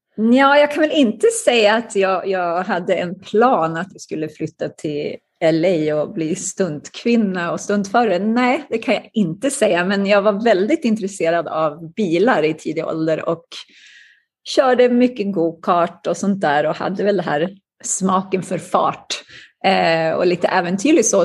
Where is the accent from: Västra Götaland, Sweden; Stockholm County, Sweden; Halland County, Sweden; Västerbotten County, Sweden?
Västerbotten County, Sweden; Umeå; moved away as an adult; now in United States; Jag växte upp i Umeå i Västerbotten